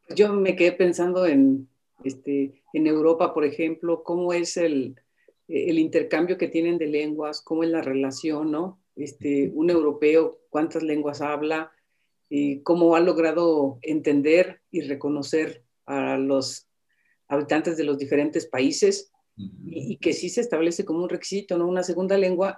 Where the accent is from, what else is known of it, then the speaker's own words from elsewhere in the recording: Michoacán, Mexico; yo soy de Michoacán